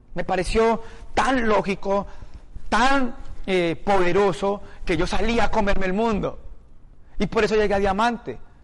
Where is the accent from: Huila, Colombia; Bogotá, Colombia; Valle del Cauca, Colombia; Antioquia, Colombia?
Valle del Cauca, Colombia; Palmira; moved away; Yo soy de una ciudad de 300.000 habitantes. Un pueblo.